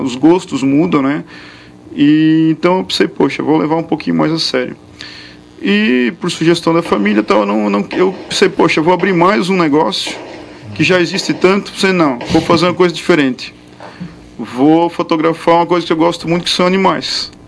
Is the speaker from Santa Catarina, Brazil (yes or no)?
yes; Indaial, Santa Catarina, Brazil; eu sou de Indaial